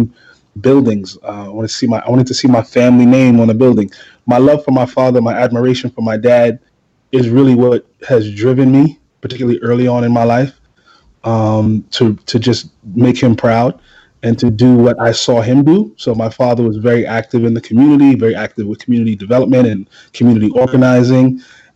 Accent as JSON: {"language": "English", "town": "New York City", "region": "New York", "country": "United States", "tie": "born or raised there", "said": "I come from East New York, Brooklyn. Anybody who knows anything about Brooklyn, particularly East New York, in the 80s, early 90s, it was a war zone"}